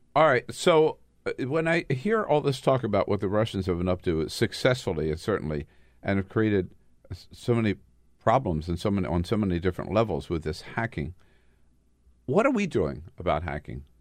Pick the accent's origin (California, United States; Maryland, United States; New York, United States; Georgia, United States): California, United States; As a Californian